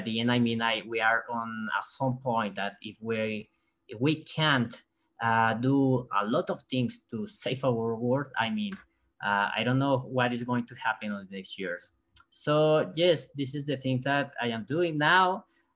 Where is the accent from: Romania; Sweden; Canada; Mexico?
Mexico; I'm from Mexico